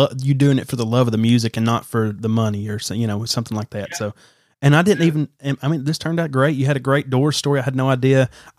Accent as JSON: {"language": "English", "region": "Alabama", "country": "United States", "said": "because I'm from Alabama."}